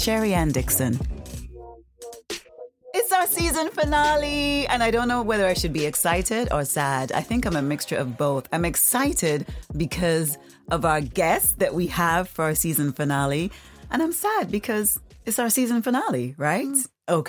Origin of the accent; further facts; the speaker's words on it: Nevis, St. Kitts & Nevis; moved away as an adult; now in United Kingdom; as a young teenage person in Nevis, growing up in Nevis. And then when I moved back to the UK as a young adult